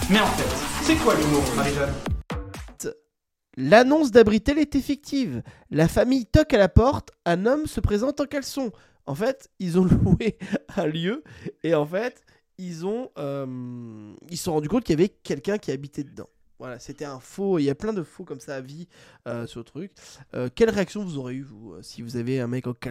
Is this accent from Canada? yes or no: no; Netherlands; now in France; moi je viens du Pays Bas, j'étais toujours en chaussettes